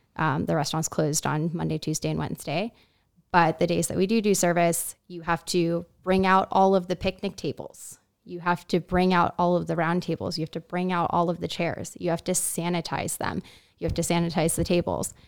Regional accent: Miami, Florida, United States; moved away as an adult; also born or lived in Laguna, California; now in Miami, United States; I'm from Miami, Florida, but had moved here to Laguna about five, four or five years ago.

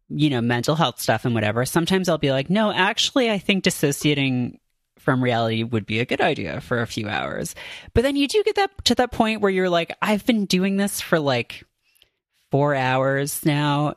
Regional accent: Canada; moved away as an adult; now in United States; I grew up in Canada

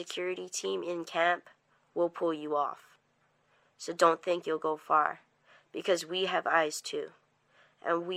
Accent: Native Hawaiian, United States; I'm not Native American, but I am Native Hawaiian

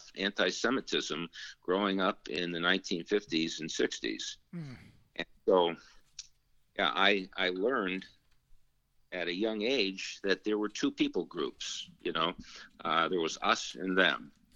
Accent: New York City, New York, United States; I came originally from Brooklyn, New York. In fact, the whole family was from Brooklyn, except for my grandparents, of course, who were immigrants. But we lived in a little apartment above Siegel's grocery store in Brooklyn

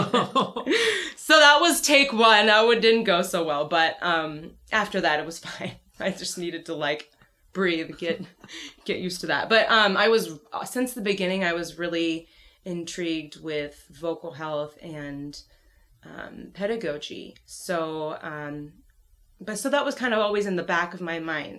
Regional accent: Duluth, Minnesota, United States; moved away as an adult; also born or lived in Rochester, New York; I'm from Duluth, Minnesota, and I started my, journey in music in high school

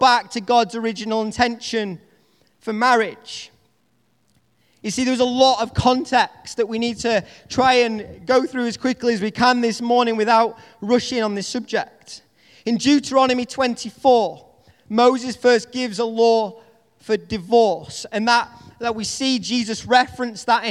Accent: United Kingdom; accent: Northern English; my Northern English accent

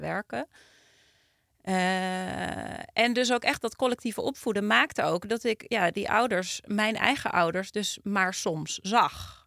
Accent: Utrecht, Netherlands; ik kom uit Utrecht

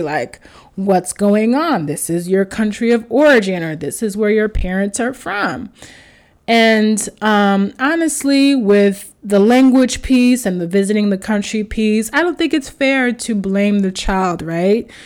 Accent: United States; I was raised in America, but I was raised Haitian

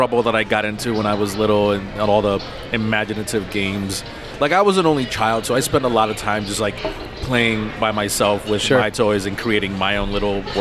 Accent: Connecticut, United States; moved away as an adult; also born or lived in Indiana; now in Chicago, United States; I was born in Connecticut, grew up there, went to school there

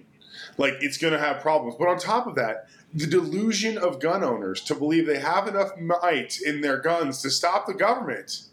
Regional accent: Texas, United States; as a Texan

